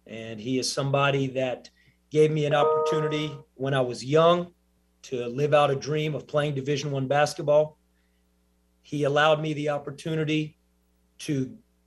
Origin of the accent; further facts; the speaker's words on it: Los Angeles, California, United States; now in Knoxville, United States; I'm from Los Angeles, born and raised